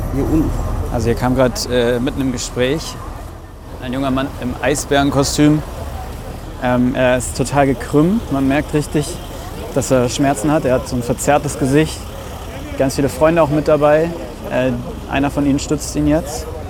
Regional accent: Mainz, Rhineland-Palatinate, Germany; Ich komme aus Mainz und ich bin damit groß geworden

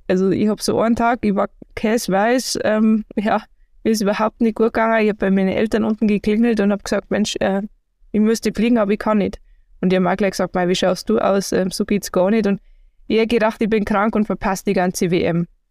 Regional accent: Garmisch-Partenkirchen, Bavaria, Germany; ich komme aus Garmisch-Partenkirchen, habe mit Skifahren angefangen

